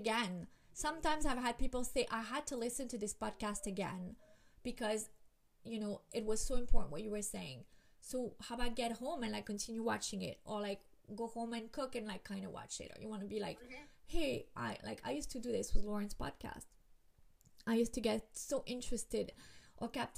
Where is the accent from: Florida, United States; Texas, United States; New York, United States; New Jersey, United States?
Florida, United States; Miami; I'm from Miami